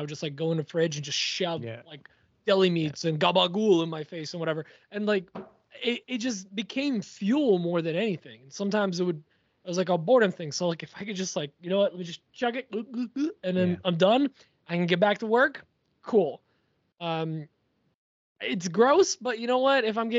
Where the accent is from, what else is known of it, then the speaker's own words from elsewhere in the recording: Poland; Yeah, I'm from Poland. Whatever. Let it slide.